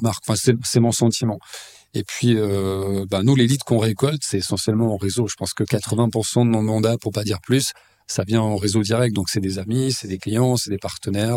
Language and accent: French; Lausanne, Vaud, Switzerland; also born or lived in Épalinges; je suis né à Lausanne, j'ai grandi dans cette ville, une ville que je connais très bien